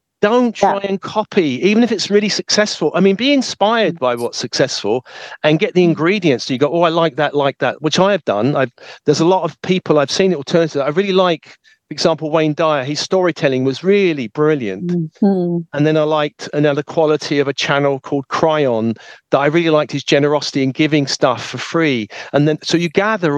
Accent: United Kingdom; when I was raised in a British family

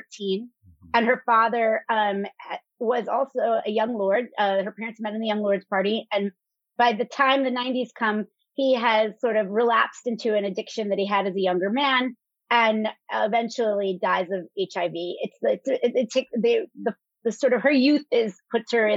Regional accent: New York City, New York, United States; growing up in Brooklyn, very blue collar family

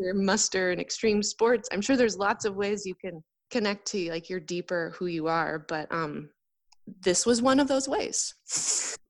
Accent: north of San Francisco, near Point Reyes National Seashore, California, United States; I grew up just north of San Francisco in an area near the Point Reyes National Seashore

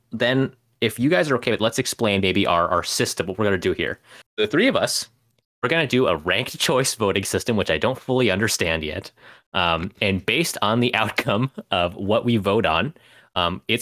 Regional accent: London, United Kingdom; I'm from London.

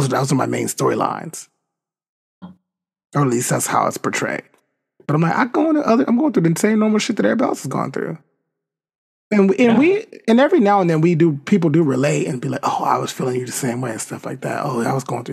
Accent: United States; I'm from America too. I'm part of this country

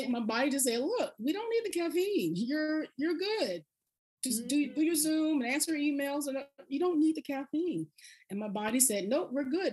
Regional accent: South Carolina, United States; now in Boston, United States; When I was growing up in South Carolina, my grandmama, we had the percolator

